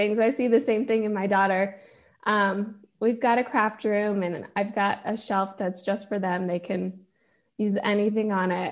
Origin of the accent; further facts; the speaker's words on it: Georgia, United States; I'm in Georgia and I grew up in Georgia